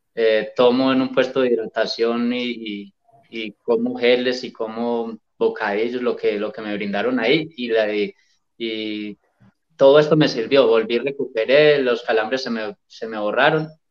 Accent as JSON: {"language": "Spanish", "town": "Medellín", "region": "Antioquia", "country": "Colombia", "said": "el maratón de Medellín, que siempre es aquí en mi pueblo"}